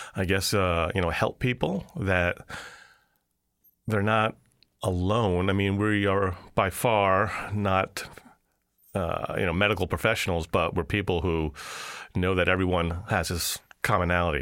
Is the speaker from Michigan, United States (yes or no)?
no; New York, United States; moved away as an adult; I'm a New Yorker